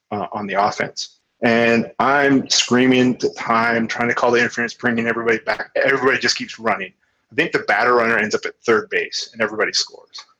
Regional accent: Kamloops, British Columbia, Canada; Kamloops being my hometown

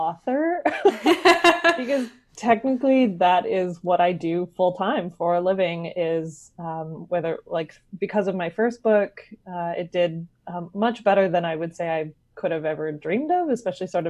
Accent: West Coast of Canada, Canada; I am a writer from the West Coast of Canada

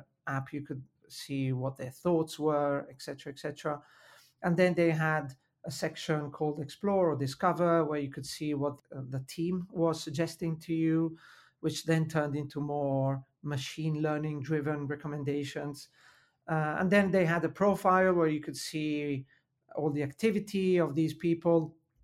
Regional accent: Milan, Lombardy, Italy; accent: Italian; English is a second language; I was in Milan, where I was born and raised. So I have to mention my Italian accent is due to the fact that I was born and raised in Italy

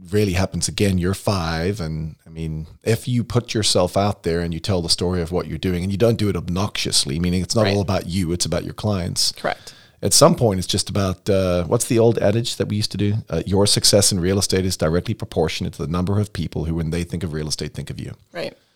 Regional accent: United States; moved away as an adult; also born or lived in Florida / North Carolina; now in Des Moines, United States; Where are you from? Uh, the Quad Cities.

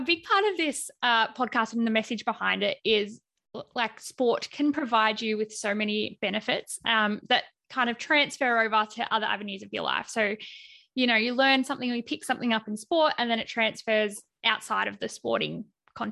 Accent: Melbourne, Victoria, Australia; I'm from Melbourne

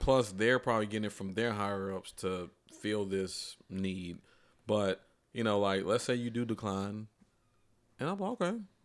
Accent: Atlanta, Georgia, United States; I'm from Atlanta

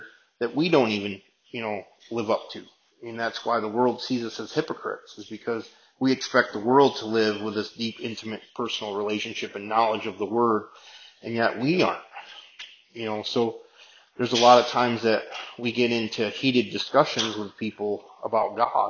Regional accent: United States; I just say that I'm American

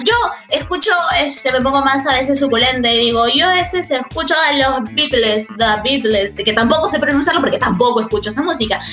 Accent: Cusco, Peru; now in Lima, Peru; yo soy de Cusco, y cuando llegué aquí a Lima

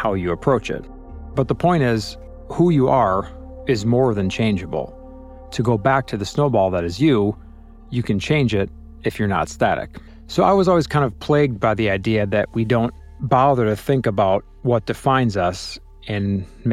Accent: Chicago, Illinois, United States; I'm from Chicago, but consider myself a citizen of the world because I've lived, worked, played, and traveled to over 75 countries

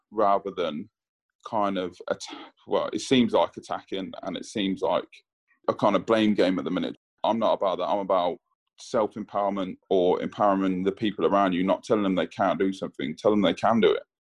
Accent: England, United Kingdom; my dad being Jamaican and telling me, you know, I was English, so I was brought up as an English kid.

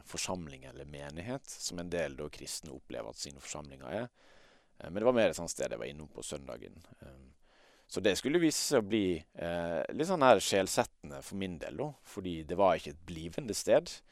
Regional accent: Møre og Romsdal, Norway; accent: Sunnmøre dialect; men jeg kjenner meg jo kanskje mest som vestlending, og det hører du kanskje på dialekta også. Eh, det, det er mest sunnmørsdialekt

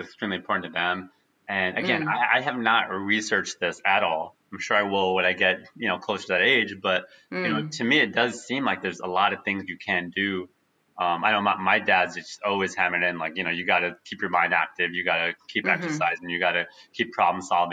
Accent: United States; I was born in the U.S.

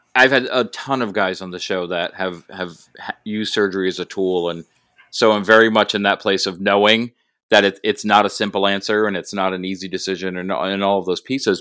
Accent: Rhode Island, United States; I'm from Rhode Island

